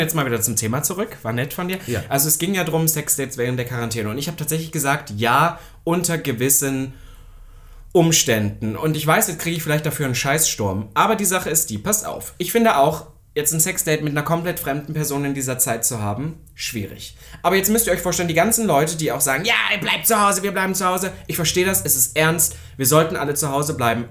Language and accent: German; Saxony-Anhalt, Germany; bei uns in Sachsen-Anhalt